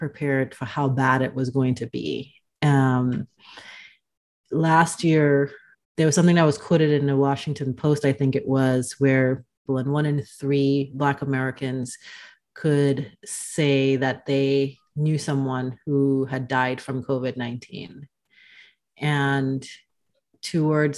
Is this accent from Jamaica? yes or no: no; Dominica; now in Omaha, United States; I am originally from the Caribbean, born on the island of Dominica, but I've been living in Omaha for the last 4+ years or so